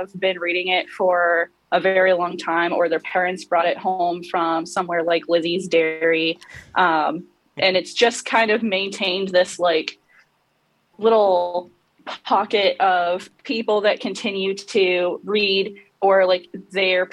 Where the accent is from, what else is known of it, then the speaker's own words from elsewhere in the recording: North Canton, Ohio, United States; I grew up in North Canton, Ohio, which is known for the Pro Football Hall of Fame